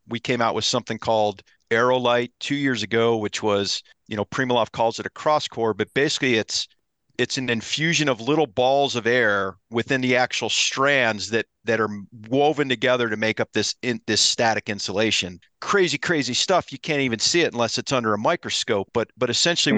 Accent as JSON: {"language": "English", "region": "Ohio", "country": "United States", "tie": "born or raised there", "said": "I grew up in Ohio, so I love to whitetail hunt"}